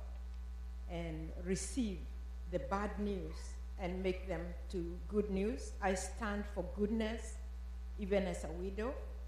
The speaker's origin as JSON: {"language": "English", "country": "Kenya", "tie": "born or raised there", "moved": "as an adult", "said": "I was born in Kenya like Kathy. I grew up in a Christian family."}